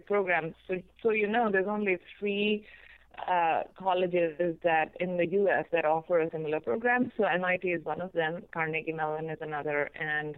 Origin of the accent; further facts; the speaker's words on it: India; moved away as an adult; also born or lived in Berkeley, United States; now in United States; I grew up in India and I did my undergrad there